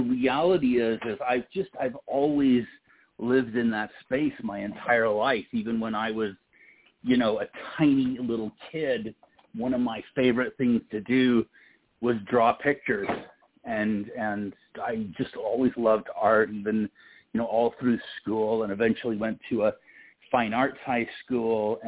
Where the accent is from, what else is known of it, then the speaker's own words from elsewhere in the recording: Houston, Texas, United States; I was born in Houston, Texas